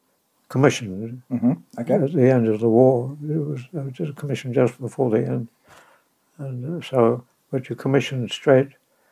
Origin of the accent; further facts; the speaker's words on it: London, United Kingdom; moved away as an adult; now in New Zealand; I was born in London, March 1924.